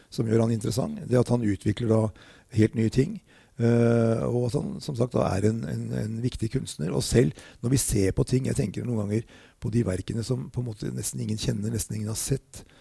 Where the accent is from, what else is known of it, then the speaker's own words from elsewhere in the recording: Norway; jeg kom fra Norge